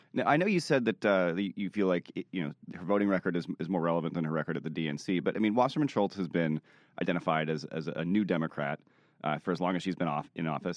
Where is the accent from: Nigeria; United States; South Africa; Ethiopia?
United States; Virginia; I grew up in Virginia